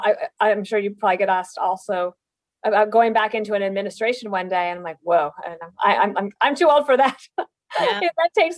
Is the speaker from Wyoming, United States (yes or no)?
yes; Evanston, Wyoming, United States; moved away; I was born in Evanston, Wyoming. That's a small town, almost at the Utah border, southeastern part of Wyoming.